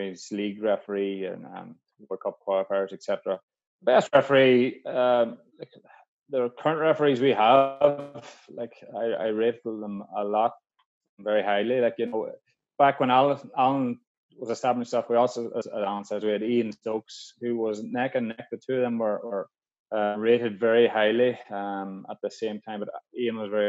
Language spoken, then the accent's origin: English; Donegal, Ulster, Ireland; I grew up playing football in Donegal, playing Gaelic in Donegal.